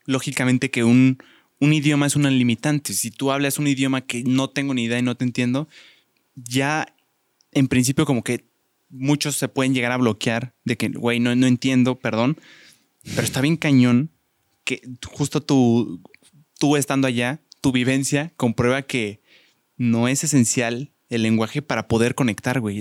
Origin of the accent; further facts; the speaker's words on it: Mexico; los mexicanos somos como muy cálidos